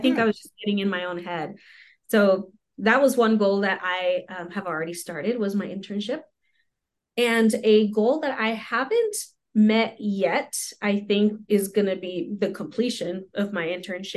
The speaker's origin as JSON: {"language": "English", "area": "a heavily Hispanic community", "region": "New Mexico", "country": "United States", "tie": "born or raised there", "second_language": "English", "said": "got here when I was 2 years old, got into Head Start when I was three"}